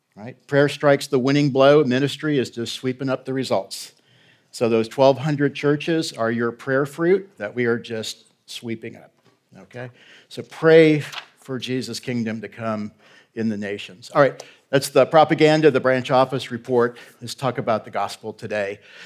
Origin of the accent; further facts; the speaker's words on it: Galveston, Texas, United States; moved away as an adult; also born or lived in Houston; now in Middle East; We're both from Houston's home, um, and, and Galveston, sorry, Galveston, Houston. Uh, born on the island